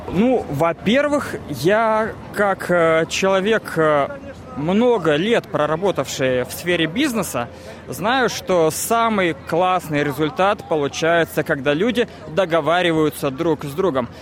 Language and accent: Russian; Moscow, Russia; now in Australia; Я из Москвы.